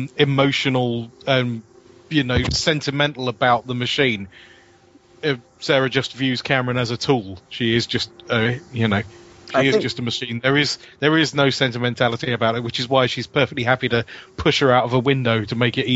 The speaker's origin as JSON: {"language": "English", "region": "London", "country": "United Kingdom", "said": "Oh, I'm from London"}